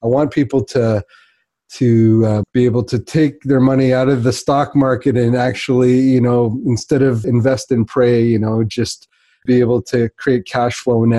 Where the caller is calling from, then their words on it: Whitby, Ontario, Canada; I'm calling in from Whitby, which is just the east of Toronto.